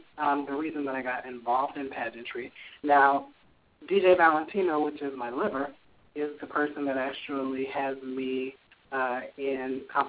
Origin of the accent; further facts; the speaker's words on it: Gary, Indiana, United States; I'm originally from Gary, Indiana, 37 years old.